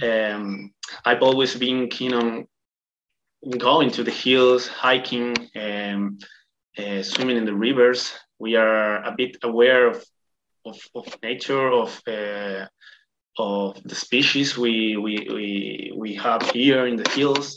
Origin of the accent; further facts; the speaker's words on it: Córdoba, Argentina; also born or lived in Buenos Aires; I am from Argentina. I was born in Córdoba. It's a city. It's the second biggest city in Argentina.